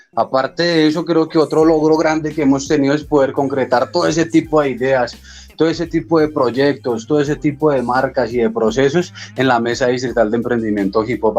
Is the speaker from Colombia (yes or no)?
yes; Colombia; como indígenas, como colombianos